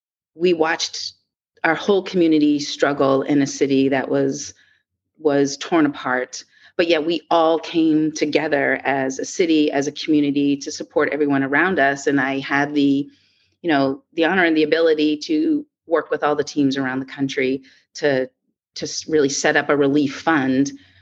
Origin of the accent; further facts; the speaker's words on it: Boston, Massachusetts, United States; also born or lived in New York; when I grew up here in the Boston area